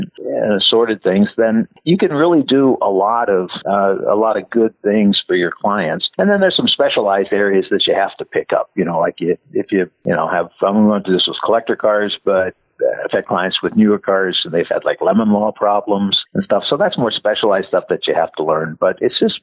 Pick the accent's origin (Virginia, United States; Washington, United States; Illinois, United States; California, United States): California, United States; San Francisco; I grew up in San Francisco